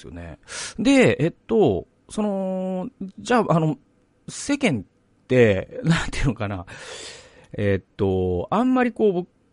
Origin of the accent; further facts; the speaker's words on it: Japan; first language Japanese; 日本語を第一言語としている我々